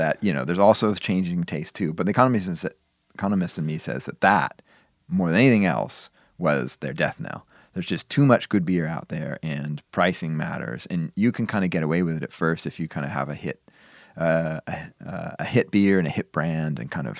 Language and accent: English; Wisconsin, United States; It was always there when I was growing up in Wisconsin.